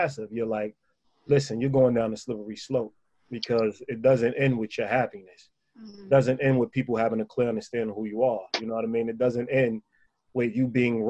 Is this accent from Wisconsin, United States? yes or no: no; New York City, New York, United States; I'm from Spanish Harlem